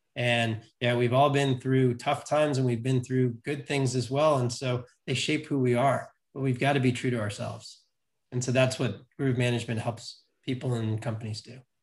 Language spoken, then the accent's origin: English; New York City, New York, United States; I grew up in New York City